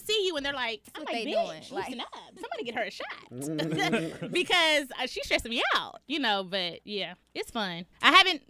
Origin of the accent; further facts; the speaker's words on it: Dallas, Texas, United States; moved away; also born or lived in Atlanta; I'm from Dallas, Texas, though.